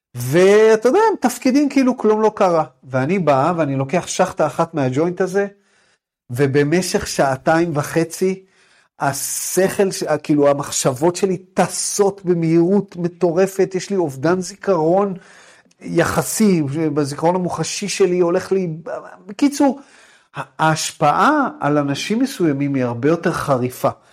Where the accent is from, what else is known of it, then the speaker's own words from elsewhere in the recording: Jerusalem, Jerusalem District, Israel; moved away as an adult; also born or lived in United States; אני גדלתי בירושלים